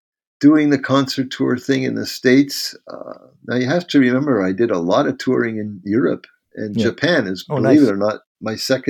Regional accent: Canada; And as a Canadian, if you move to the Bahamas, you won't be paying any tax.

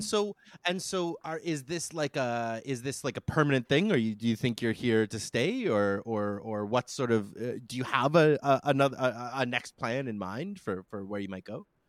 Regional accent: Canada; being Canadian

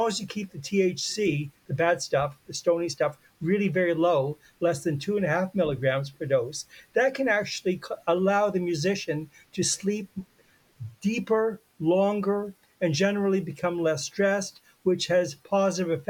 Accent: Canada; I'm Canadian

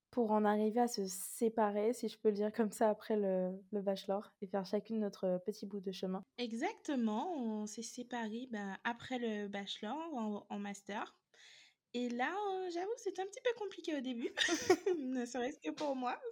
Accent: Guadeloupe, France; Alors, je suis originaire de la Guadeloupe.

